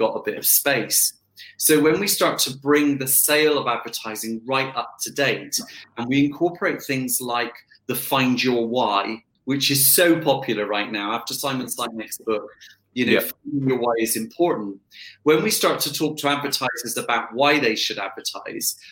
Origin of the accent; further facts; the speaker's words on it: Bath, South West England, United Kingdom; also born or lived in Bristol; I was brought up in Bristol, moved to Bath very, very quickly